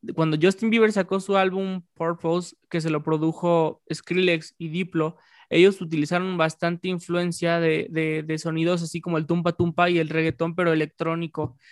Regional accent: Mexico; yo siendo mexicano

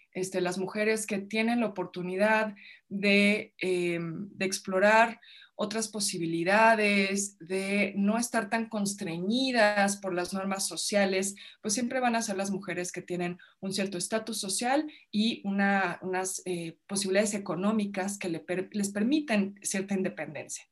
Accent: Mexico; yo crecí en su casa, o sea, yo vivía en su casa, iba a una escuela británica aquí en México

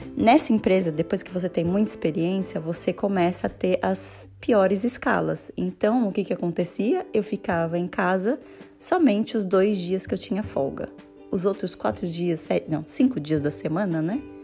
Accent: Brazil; moved away as an adult; now in Vienna, Austria; eu sou brasileira e moro em Viena há quase sete anos

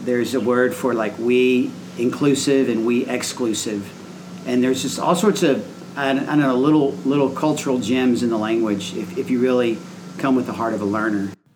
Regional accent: United States; moved away as an adult; as an American

